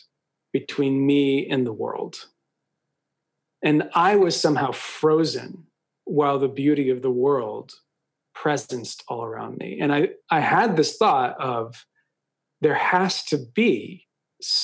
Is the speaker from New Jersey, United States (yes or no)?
no; Westchester, New York, United States; also born or lived in Manhattan, New York / Connecticut; I was born in Manhattan, grew up in rural Connecticut in Westchester, divorced parents